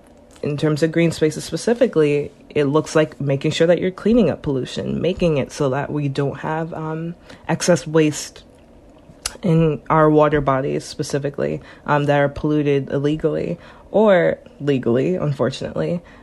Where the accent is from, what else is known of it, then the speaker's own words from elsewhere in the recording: New Jersey, United States; So when I first moved to Connecticut, I'm originally from New Jersey, I lived in Ansonia and then Trumbull.